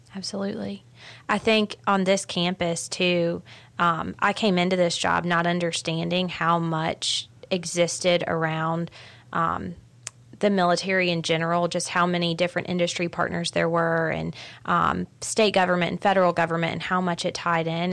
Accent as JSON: {"language": "English", "town": "Augusta", "region": "Georgia", "country": "United States", "tie": "born or raised there", "said": "I grew up in Augusta."}